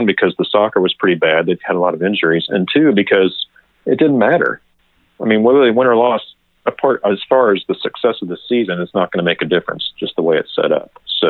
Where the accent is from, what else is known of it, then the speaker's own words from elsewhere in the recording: Kansas City, United States; I grew up in Kansas City